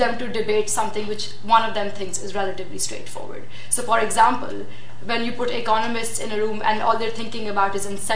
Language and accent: English; Pakistan; I'm from Pakistan